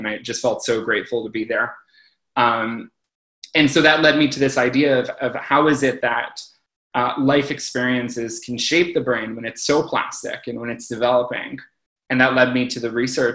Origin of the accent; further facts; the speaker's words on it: Toronto, Ontario, Canada; moved away as an adult; now in Montreal, Canada; I'm originally from Toronto. I moved to Montreal to actually do my PhD in neuroscience.